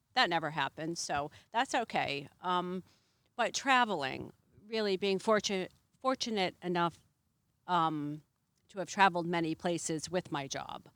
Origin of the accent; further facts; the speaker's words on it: Massachusetts, United States; moved away as an adult; now in Boothbay, United States; I'm from Massachusetts